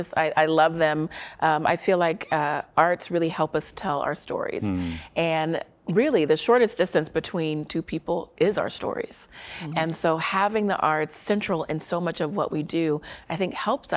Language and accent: English; Germany; born there; also born or lived in Colorado Springs / Korea; I'm a military brat, so I graduated high school in Colorado Springs as well. But I was born in Germany and lived in Korea and all around